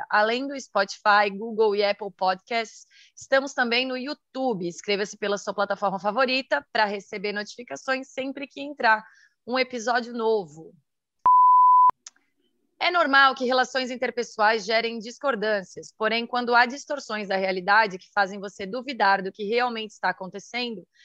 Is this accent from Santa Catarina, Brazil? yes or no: yes; Santa Catarina, Brazil; sou de Santa Catarina, solteira, 34 anos, mulher.